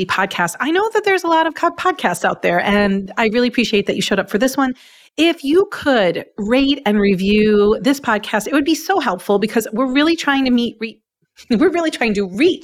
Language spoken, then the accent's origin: English; Long Island, New York, United States; now in Upstate New York, United States; I'm from Long Island.